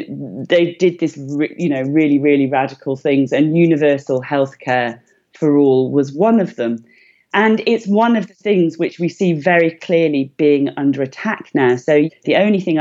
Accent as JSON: {"language": "English", "region": "Wales", "country": "United Kingdom", "said": "I'm from Wales"}